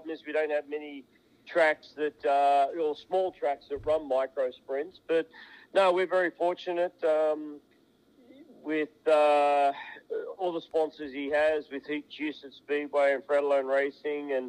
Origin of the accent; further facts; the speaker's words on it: Australia; moved away; the racetrack that I grew up in Australia on.